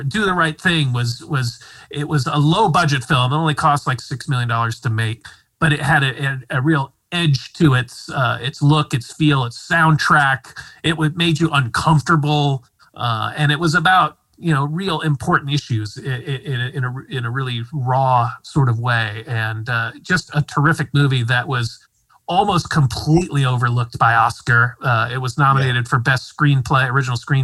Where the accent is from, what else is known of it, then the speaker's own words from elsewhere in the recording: Midwest, United States; I'm a Midwestern